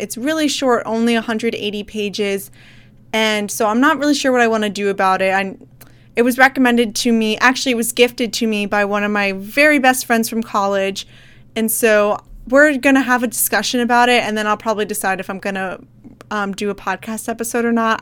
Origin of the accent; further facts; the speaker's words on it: Midwest, United States; moved away as an adult; I'm from the Midwest